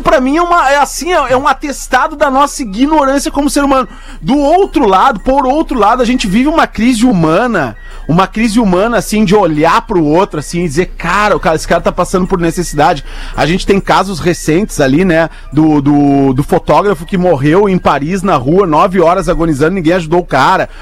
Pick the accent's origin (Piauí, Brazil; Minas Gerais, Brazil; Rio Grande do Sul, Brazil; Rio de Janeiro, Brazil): Rio Grande do Sul, Brazil; Porto Alegre; accent: Porto Alegre; now in Portugal; meu sotaque é muito Porto Alegre